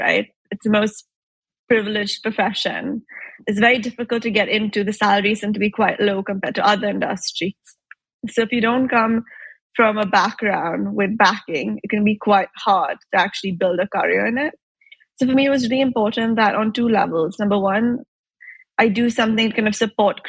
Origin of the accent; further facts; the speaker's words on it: Mumbai, Maharashtra, India; moved away as an adult; also born or lived in Chicago, United States / Italy; I grew up in Mumbai